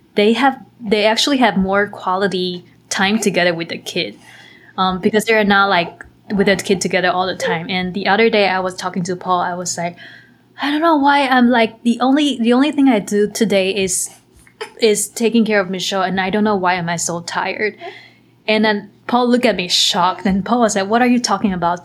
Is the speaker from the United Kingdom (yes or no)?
no; Taiwan; moved away; I grew up in Taiwan and it's a country where, so we, we have a culture that we believe in karma